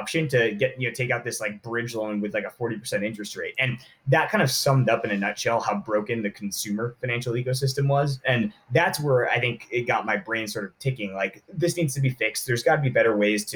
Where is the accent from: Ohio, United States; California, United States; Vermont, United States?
California, United States; Southern; I grew up in Southern California